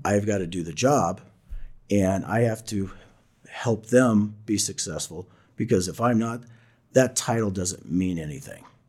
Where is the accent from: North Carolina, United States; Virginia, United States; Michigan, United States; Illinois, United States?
Illinois, United States; Southern; I come from Southern Illinois, Illinois, a small coal mining town